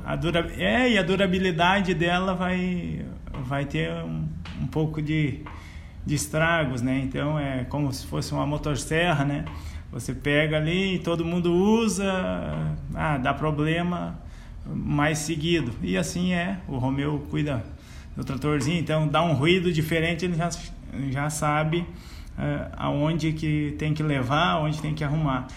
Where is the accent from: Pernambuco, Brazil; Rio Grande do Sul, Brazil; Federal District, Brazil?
Rio Grande do Sul, Brazil; Sinimbu; moved away as an adult; now in Venâncio Aires, Brazil; me criei por lá